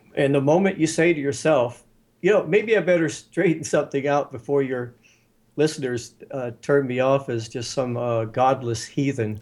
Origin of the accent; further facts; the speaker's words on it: West Virginia, United States; I grew up in West by God, Virginia